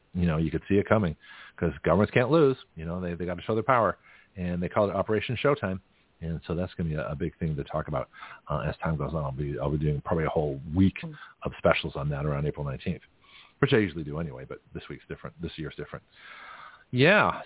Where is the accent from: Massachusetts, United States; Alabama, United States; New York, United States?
Massachusetts, United States; Boston; moved away as an adult; also born or lived in San Francisco, California; I'm from Boston.